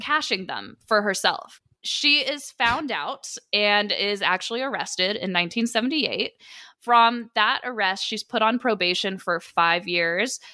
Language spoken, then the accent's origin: English; Sacramento, California, United States; I am from Sacramento originally